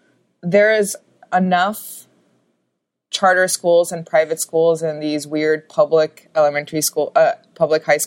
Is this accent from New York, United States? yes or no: yes; New York City, New York, United States; also born or lived in Los Angeles, California; I was born and raised in New York City.